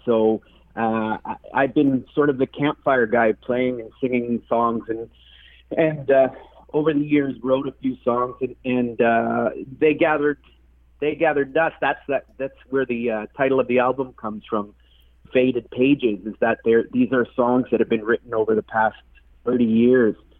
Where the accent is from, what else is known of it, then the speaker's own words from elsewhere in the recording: Manitoulin Island, Ontario, Canada; now in Toronto, Canada; Today I'm calling in from Toronto, but originally I'm from the Manitoulin Island up on up in Ontario.